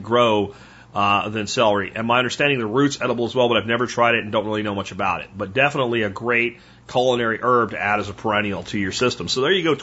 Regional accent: Pennsylvania, United States; moved away; I grew up in Pennsylvania, at least the best part of my growing up

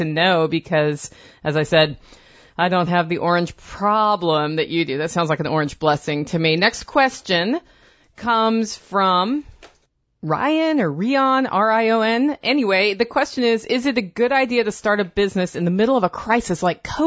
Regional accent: Oregon, United States; I'm from Oregon, so I know what you're talking about when you say Clark and Cowlitz counties.

